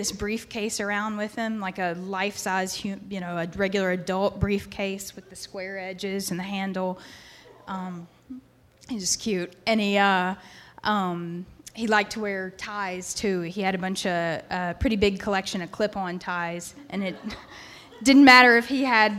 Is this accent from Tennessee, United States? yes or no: yes; Memphis, Tennessee, United States; moved away as an adult; now in Virginia, United States; I'm from Memphis originally